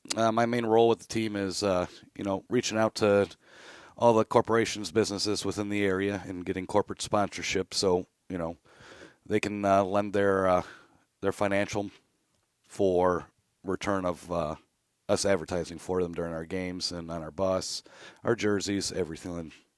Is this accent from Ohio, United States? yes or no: yes; Mentor, Ohio, United States; I grew up playing hockey in the Menor Youth System